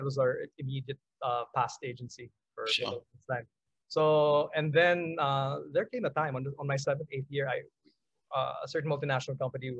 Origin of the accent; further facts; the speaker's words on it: Philippines; we're proud about being Filipino.